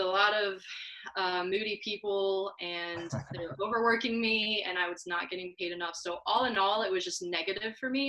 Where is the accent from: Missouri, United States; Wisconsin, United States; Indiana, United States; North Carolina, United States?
Missouri, United States; Columbia; now in Kansas City, United States; I grew up in Columbia, Missouri, which is two hours away from here, way smaller